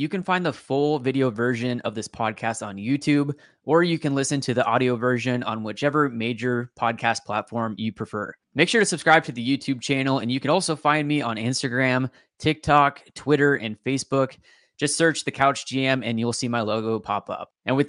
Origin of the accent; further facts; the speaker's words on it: Vancouver, Washington, United States; I grew up in Vancouver